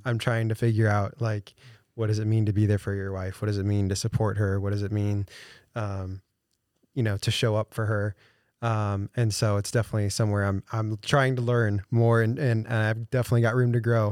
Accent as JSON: {"language": "English", "town": "St. Louis", "region": "Missouri", "country": "United States", "tie": "born or raised there", "moved": "as an adult", "lives_now": "Des Moines, United States", "said": "I'm not from Des Moines. Um, I'm a transplant here from, uh, Saint Louis area."}